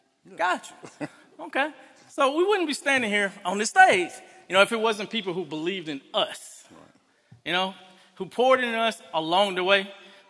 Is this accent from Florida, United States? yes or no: no; Fort Valley, Georgia, United States; I grew up in Fort Valley, Georgia. I was this little black kid in the poorest city in Georgia being raised by a Japanese dad.